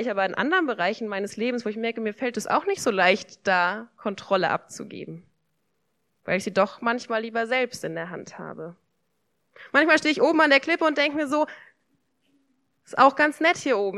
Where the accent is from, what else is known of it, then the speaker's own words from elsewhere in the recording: Germany; ich bin hier in Deutschland aufgewachsen, in einer Familie.